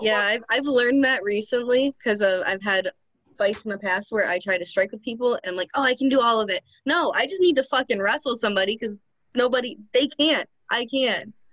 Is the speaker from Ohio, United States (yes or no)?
yes; Ohio, United States; now in Michigan, United States; from Ohio, but I live in Michigan at the moment.